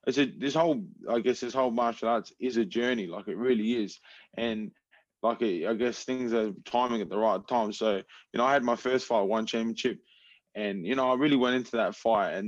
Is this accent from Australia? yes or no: yes; Adelaide, South Australia, Australia; moved away as an adult; now in Florida, United States; I'm from Adelaide, South Australia.